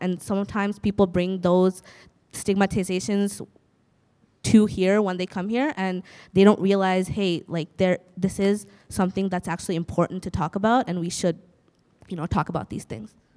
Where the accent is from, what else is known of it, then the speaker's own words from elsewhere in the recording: Bangladesh; now in Canada; I'm from Bangladesh